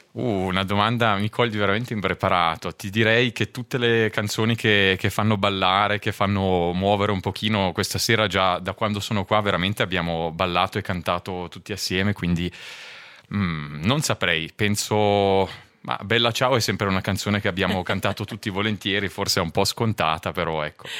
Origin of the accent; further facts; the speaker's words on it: Tenero-Contra, Ticino, Switzerland; sono anche io ticinese